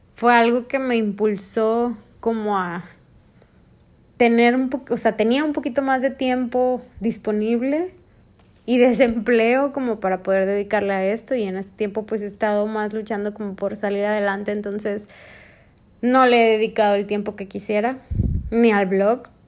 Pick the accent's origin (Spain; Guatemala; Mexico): Mexico; en México nosotros, los mexicanos, y me incluyo